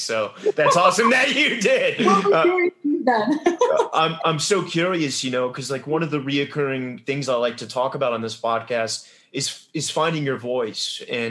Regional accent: England, United Kingdom; You know, obviously growing up in England, you know, there, I think, the drama school, you know, it's so rooted in Elizabethan roots.

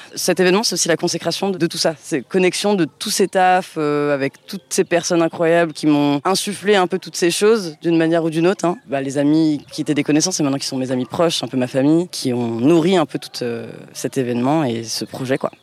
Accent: Paris, Île-de-France, France; moved away as an adult; now in Marseille, France; je suis marseillaise depuis 8 ans du coup maintenant donc euh, anciennement parisienne

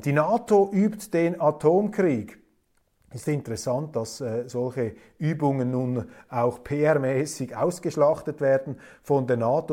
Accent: Switzerland; ich bin als Schweizer sehr, sehr dankbar, Schweizer zu sein.

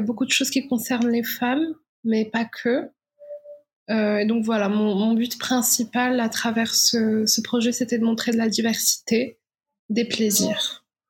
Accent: Morocco; moved away as an adult; je suis née, j'ai vécu au Maroc jusqu'à ma majorité.

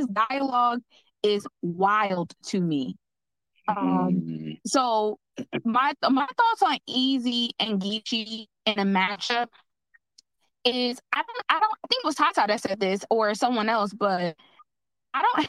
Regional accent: New Jersey, United States; I'm from Jersey

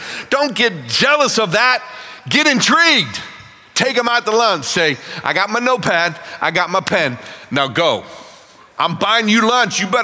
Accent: Pittsburgh, Pennsylvania, United States; I'm from Pittsburgh, Pennsylvania

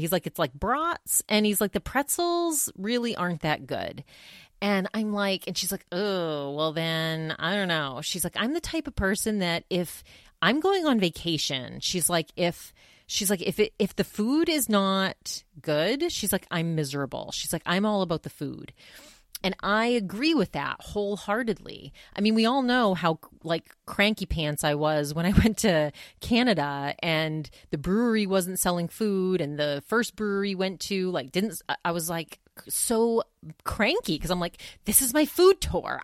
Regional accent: Maine, United States; moved away; also born or lived in New Hampshire / Massachusetts / Vermont; I grew up in Maine

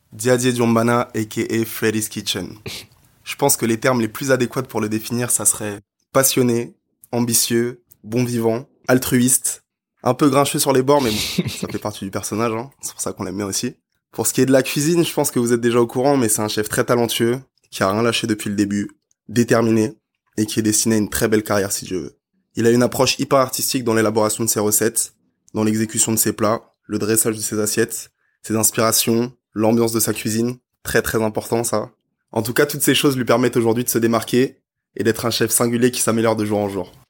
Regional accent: Paris, Île-de-France, France; je suis né dans le 20e, j'ai grandi dans le 12e, puis dans le 13e. Et euh, voilà, maintenant aujourd'hui j'habite dans le 18e. Donc euh, Paris, Paris, Paris, Paris

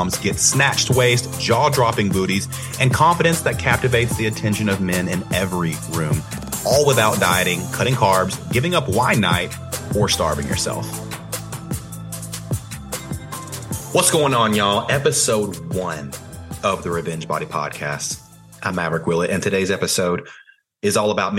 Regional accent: Athens, Tennessee, United States; I grew up in Tennessee, small town called Athens, Tennessee.

